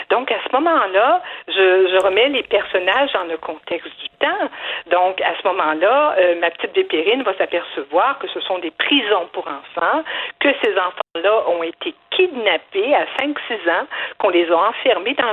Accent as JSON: {"language": "French", "area": "Abitibi", "region": "Quebec", "country": "Canada", "tie": "born or raised there", "said": "je viens d'Abitibi, j'étais allée à l'école avec des, des, des, des Moab, des sommes des Kustabiches, etc."}